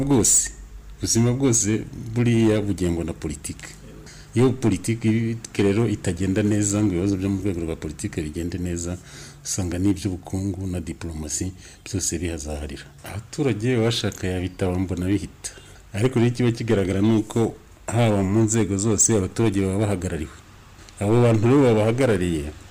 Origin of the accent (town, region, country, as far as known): Rwanda